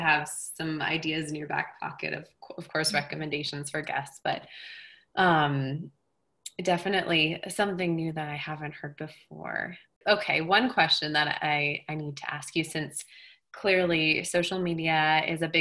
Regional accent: Colorado, United States; moved away as an adult; also born or lived in Los Angeles; now in Bozeman, United States; I grew up in Colorado

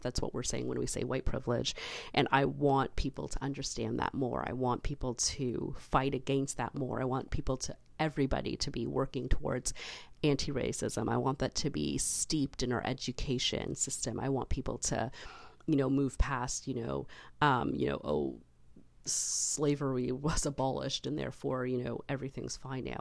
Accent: Canada; being Canadian

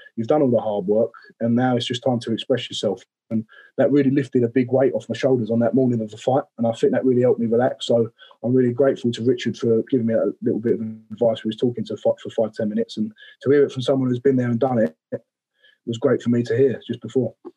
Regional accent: Romford, London, United Kingdom; I'm from Romford

